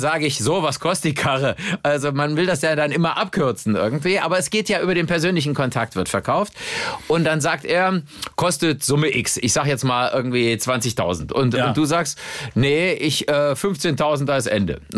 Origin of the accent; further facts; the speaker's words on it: Cologne, North Rhine-Westphalia, Germany; Ich bin ja mit dem äh, Deutz-Traktor als Kölner aufgewachsen